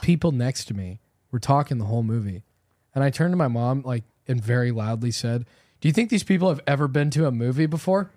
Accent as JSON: {"language": "English", "region": "Southern California", "country": "United States", "tie": "born or raised there", "said": "Growing up in Southern California, like we both did"}